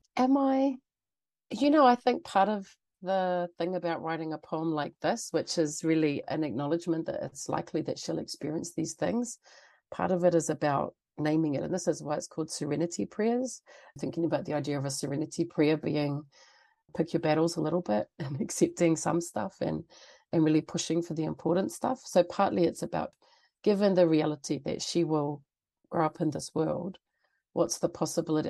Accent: Auckland, New Zealand; moved away as an adult; now in Canada; I grew up mostly in Auckland

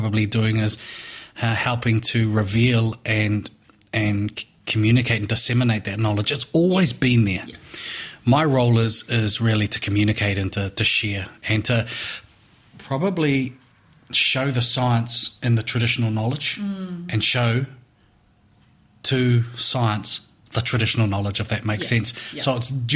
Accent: Levin, Manawatū-Whanganui, New Zealand; also born or lived in Feilding; So I was born and raised in Levin, in the Horo Whenua

